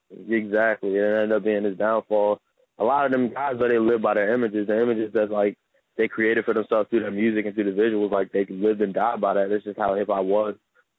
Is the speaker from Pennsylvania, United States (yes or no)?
no; Howard County, Maryland, United States; I'm 24. I'm from Howard County, Maryland. It's not that far from Baltimore.